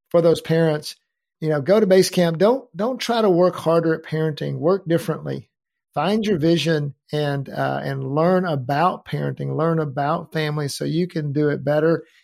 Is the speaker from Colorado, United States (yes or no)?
no; Denton, Texas, United States; iconic building uh, in downtown Denton.